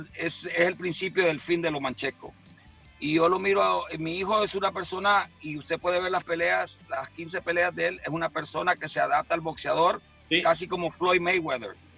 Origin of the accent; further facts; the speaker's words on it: San Pedro Sula, Cortés, Honduras; moved away; yo y mi esposa nacimos en San Pedro Sula, ah. allá en el barrio Paz Barahona